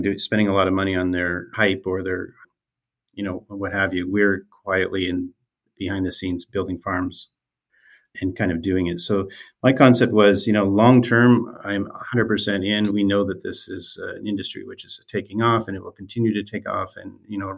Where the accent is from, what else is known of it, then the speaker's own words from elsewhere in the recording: rural Eastern Ontario, Canada; I grew up in Eastern Ontario, rural Eastern Ontario, where I still currently live